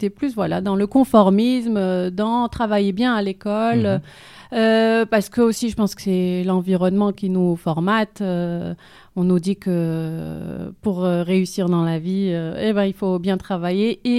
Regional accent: Casablanca, Casablanca-Settat, Morocco; J'ai grandi à Casa

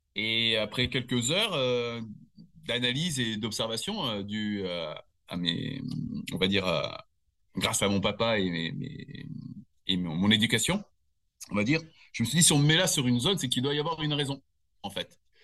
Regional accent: Nice, Provence-Alpes-Côte d'Azur, France; also born or lived in Annecy; je suis né à Annecy euh, il y a 54 ben, ans. Euh, j'ai grandi en grande partie, on va dire, dans le sud de la France

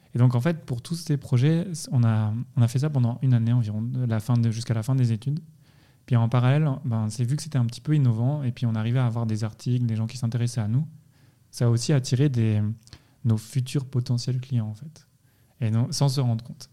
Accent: France; moved away as an adult; now in Lausanne, Switzerland; moi je viens de, de France, c'est-à-dire bon, maintenant je suis ici depuis assez longtemps

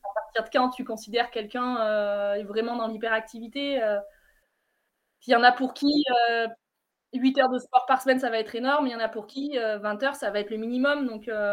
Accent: Vernoux-en-Vivarais, Auvergne-Rhône-Alpes, France; now in Briançon, France; c'est mon lieu de naissance, mais euh, j'ai grandi à Vernoux, dans un petit bled

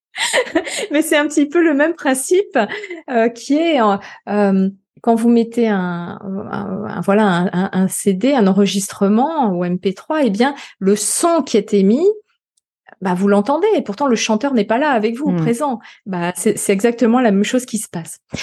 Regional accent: Finistère, Brittany, France; also born or lived in Paris region; now in Vannes, France; Retour un peu à mes sources bretonnes, puisque je suis du Finistère

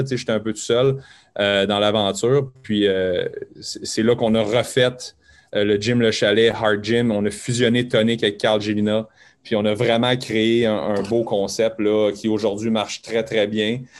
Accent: Montreal, Quebec, Canada; je viens de Montréal à la base

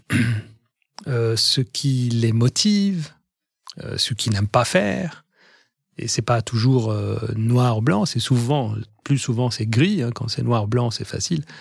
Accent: France; en tant que Français, c'est vrai qu'on a un, avantage. Il l'image de la France, l'histoire de la France, la culture française nous ouvre beaucoup de portes.

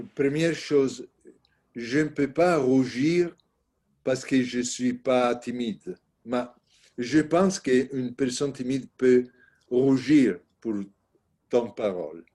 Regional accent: Italy; French is a second language; je suis italienne

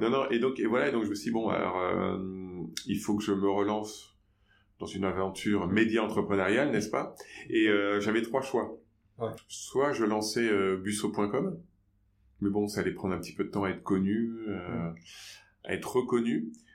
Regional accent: France; accent: Frenchy; mon accent Frenchy

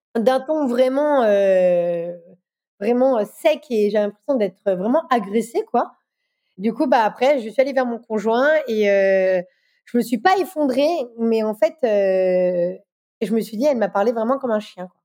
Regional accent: Dijon, Bourgogne-Franche-Comté, France; Je suis de Dijon

